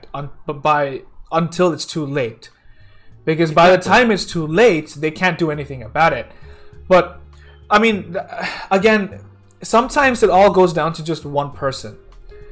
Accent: India; I'm from India

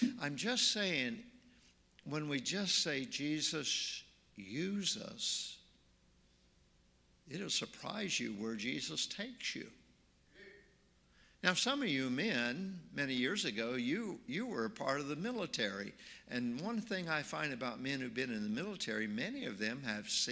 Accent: Oregon, United States; also born or lived in Nashville, Tennessee; now in Marion, United States; I'm from Oregon

